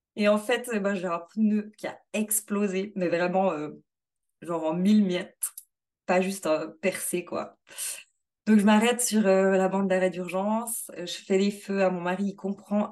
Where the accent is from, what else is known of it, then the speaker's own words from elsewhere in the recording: Switzerland; chez nous en Suisse